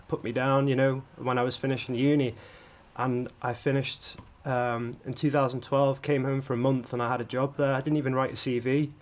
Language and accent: English; Isle of Man; I was born on the Isle of Man. I'm half Italian um, and half Manx.